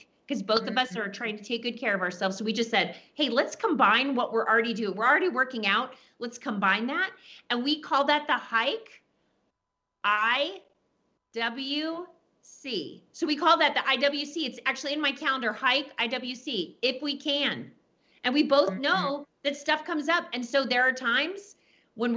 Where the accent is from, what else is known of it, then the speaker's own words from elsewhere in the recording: Texas, United States; I'm from Texas. We say naked as a jaybird